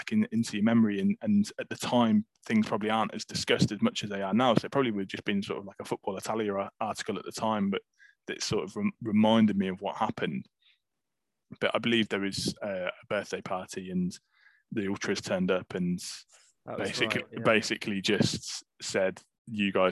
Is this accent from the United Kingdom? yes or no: yes; England, United Kingdom; an English Torino fan, obviously in England